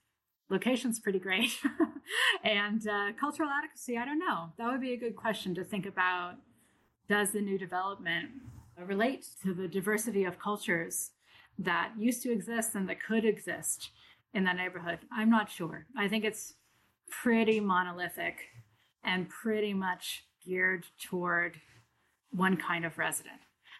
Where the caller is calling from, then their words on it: Brooklyn, New York, United States; I'm calling in from Brooklyn, New York, and I work in Toronto at the University of Toronto.